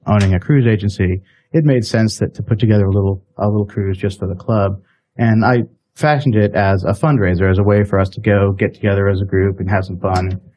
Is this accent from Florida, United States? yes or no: yes; Florida, United States; also born or lived in Arkansas; now in Atlanta, United States; I grew up in Florida